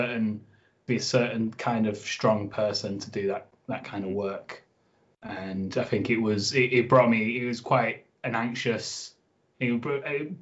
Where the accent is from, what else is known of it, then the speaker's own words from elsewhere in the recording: Oldham, North West England, United Kingdom; moved away as an adult; also born or lived in Huddersfield; now in Leeds, United Kingdom; I'm actually from Oldham, so I'm a little bit further away.